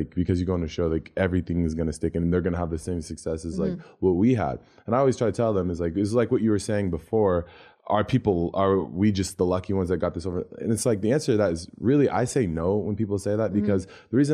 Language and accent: English; Seattle, Washington, United States; I'm from Seattle